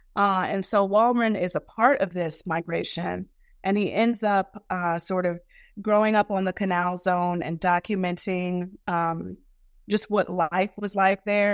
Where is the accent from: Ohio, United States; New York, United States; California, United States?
New York, United States; New York City; growing up in Brooklyn